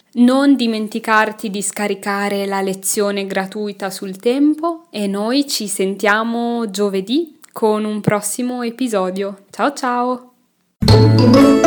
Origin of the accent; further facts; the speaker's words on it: Milan, Lombardy, Italy; moved away as an adult; also born or lived in Pisa, Italy; now in Brussels, Belgium; io sono nata a Milano, ma ho fatto l'università a Pisa